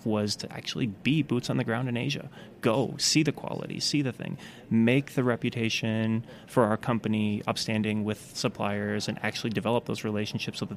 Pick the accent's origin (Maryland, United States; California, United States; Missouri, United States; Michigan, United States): Michigan, United States; now in China; I grew up in a small town in Michigan